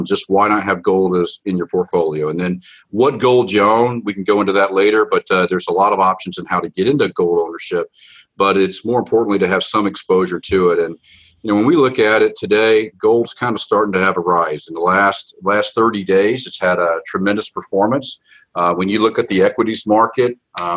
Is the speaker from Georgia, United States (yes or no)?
yes; Atlanta, Georgia, United States; I grew up in Atlanta, Georgia, of all places.